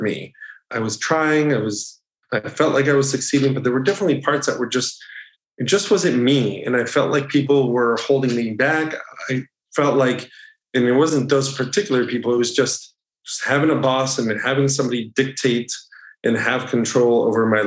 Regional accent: New Jersey, United States; moved away as an adult; also born or lived in Ithaca, New York / Providence, Rhode Island / South Florida; I grew up in New Jersey.

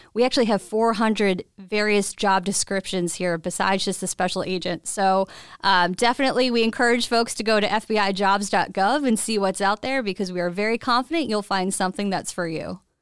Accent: Westchester County, New York, United States; moved away as an adult; also born or lived in Boston; I am from Westchester County, New York, born and raised there

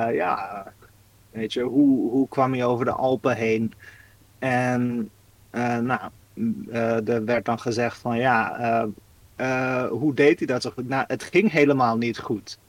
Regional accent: Netherlands; als Nederlander

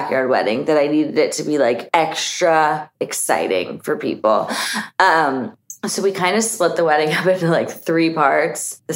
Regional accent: San Diego, California, United States; also born or lived in Nashville, Tennessee / Long Beach, California; that's my hometown

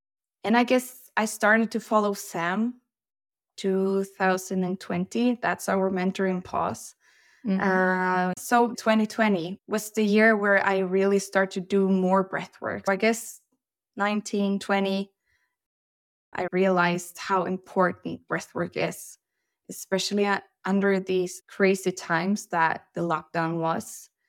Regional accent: Sweden; now in Norway; Well, I'm from Sweden, but I live in Norway, so we are in Europe.

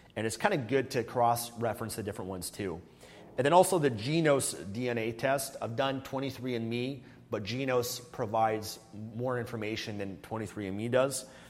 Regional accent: Canada; moved away as an adult; I became a non resident of Canada in 2018

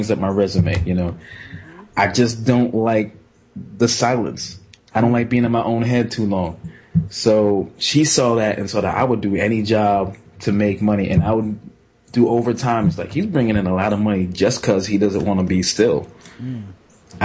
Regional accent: Jamaica; I'm typical Jamaican.

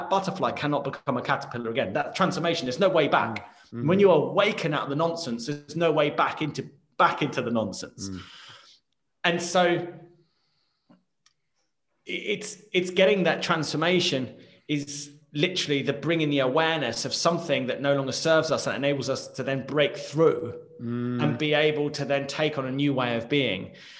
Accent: United Kingdom; Like, I know that I'm British. I know how to speak English.

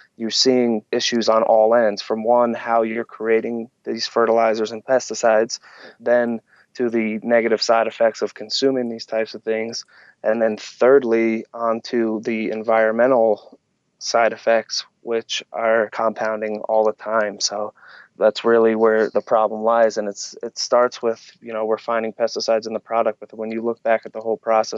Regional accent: New Jersey, United States; moved away as an adult; now in Colorado, United States; I moved to Colorado when I was 18 from New Jersey. New Jersey has a totally different attitude than out here.

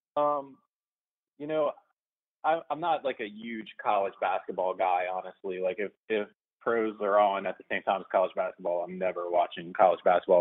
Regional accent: New Orleans, Louisiana, United States; I'm from New Orleans

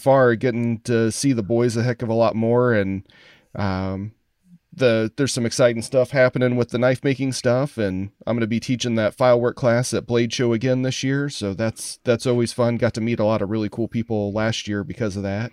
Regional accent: Columbus, Indiana, United States; moved away as an adult; also born or lived in Chicago area, Illinois; now in Chicago, United States; grew up in Columbus, Indiana.

